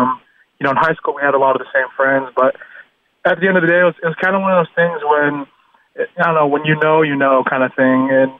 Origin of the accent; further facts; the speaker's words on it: Utah, United States; moved away as an adult; growing up in Utah, being a big Utah and BYU fan